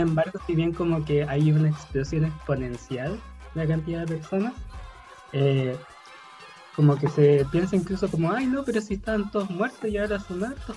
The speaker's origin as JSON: {"language": "Spanish", "town": "La Serena", "region": "Coquimbo", "country": "Chile", "tie": "born or raised there", "said": "mi tierra es Coquimbo. Yo soy nacida Serena, pero eh, mi familia por parte materna de los valles más internos"}